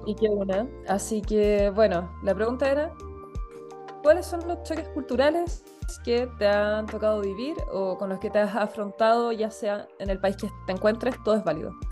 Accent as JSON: {"language": "Spanish", "country": "Chile", "moved": "yes", "lives_now": "Spain", "said": "nosotros que somos de Chile"}